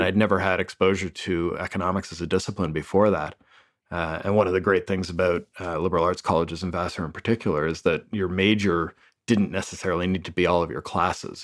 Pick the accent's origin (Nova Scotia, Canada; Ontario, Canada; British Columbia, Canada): Ontario, Canada; Toronto; moved away; born and raised in Toronto